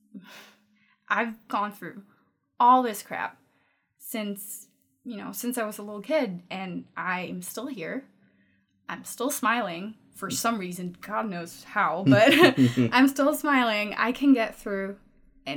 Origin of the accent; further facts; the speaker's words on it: Denmark; first language Danish; English is a second language; also born or lived in Los Angeles / Vancouver; I'm 24, born and raised in Denmark, lived in LA for a little bit